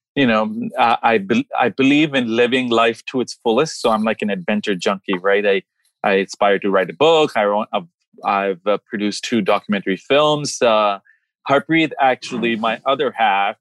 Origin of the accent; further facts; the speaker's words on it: Dubai, United Arab Emirates; also born or lived in Bombay, India / New Delhi, India; now in Maryland, United States; I was born in Bombay. I moved to New Delhi when I was a little kid. Age 3, we moved to Dubai. We were raised in Dubai. Gulf War happened. We came over here.